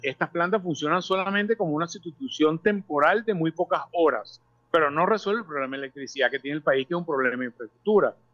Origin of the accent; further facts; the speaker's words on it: Venezuela; como venezolanos